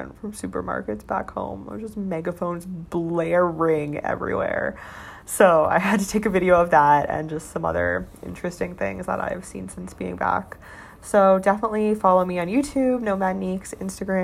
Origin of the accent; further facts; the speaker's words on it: Canada; moved away as an adult; now in Shenzhen, China; in Canada, I'm Canadian